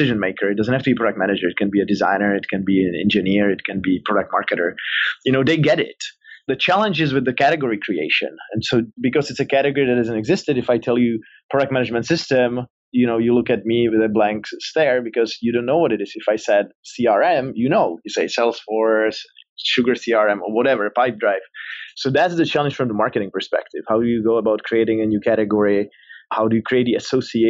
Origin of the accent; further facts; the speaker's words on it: Prague, Czechia; moved away as an adult; also born or lived in Silicon Valley, United States; I'm from the Czech Republic, from Prague originally, that's the accent, but then I moved to Silicon Valley